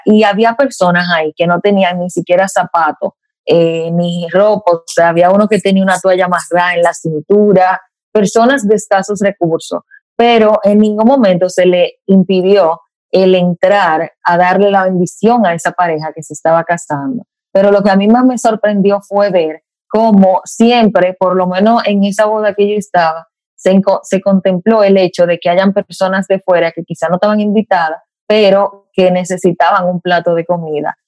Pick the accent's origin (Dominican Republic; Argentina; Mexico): Dominican Republic; como viajera dominicana